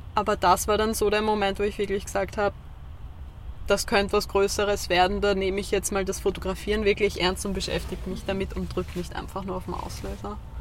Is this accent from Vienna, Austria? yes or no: yes; Vienna, Austria; moved away as an adult; now in Lower Austria, Austria; Ich komme ursprünglich aus Wien, bin jetzt vor kurzem erst nach Zungenburg gezogen